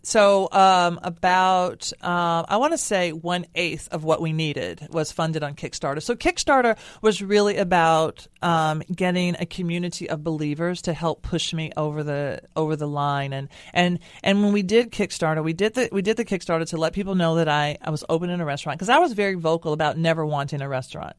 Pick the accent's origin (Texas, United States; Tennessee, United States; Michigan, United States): Tennessee, United States; Nashville; my hometown of Nashville